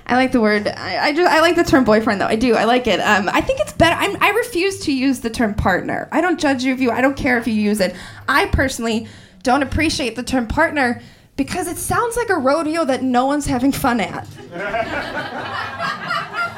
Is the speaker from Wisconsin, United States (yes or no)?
yes; Wisconsin, United States; moved away; I grew up in Wisconsin, I'm sorry, and there, growing up in Wisconsin from, like, sixth grade